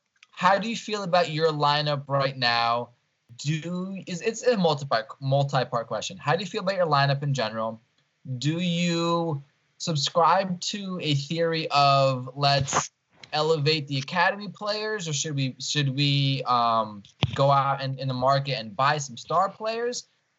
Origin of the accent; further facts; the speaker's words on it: Elizabeth, New Jersey, United States; where I grew up. I grew up in Elizabeth.